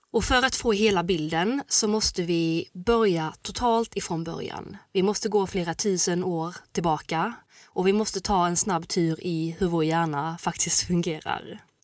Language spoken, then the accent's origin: Swedish; Gothenburg, Västra Götaland, Sweden; jag är från Göteborg